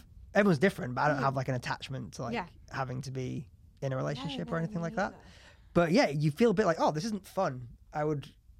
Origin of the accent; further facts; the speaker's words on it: Leeds, Yorkshire and the Humber, United Kingdom; moved away as an adult; also born or lived in New York; now in London, United Kingdom; I moved back to Leeds and... I mean, I had my flat in London, but it was being rented out. And so I was back at my parents' house for like 5 or 6 months.